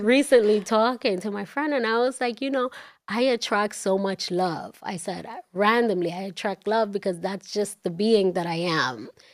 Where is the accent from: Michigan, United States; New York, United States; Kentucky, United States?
New York, United States; New York City; also born or lived in Dominican Republic; growing up in Washington Heights